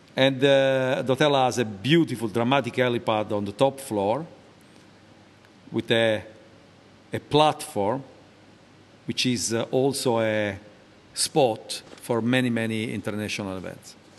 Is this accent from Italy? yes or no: yes; Naples, Campania, Italy; moved away; I was born in Naples, uh, a beautiful city in the south of uh, Italy.